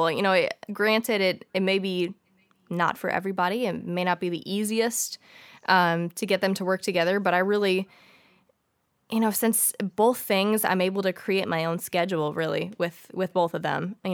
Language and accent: English; St. Louis, Missouri, United States; so I was born and raised in St. Louis, Missouri. Um, I've lived here all my life